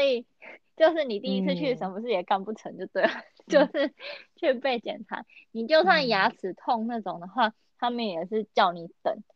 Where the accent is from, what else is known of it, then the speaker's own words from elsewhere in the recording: northern Taiwan, Taiwan; 我是北部人，所以我真的脱离不了捷运